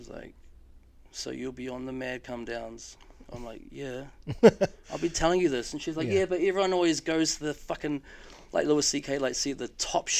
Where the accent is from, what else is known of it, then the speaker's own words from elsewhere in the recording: Palmerston North, Manawatū-Whanganui, New Zealand; Like, yes, I'm from Palmy.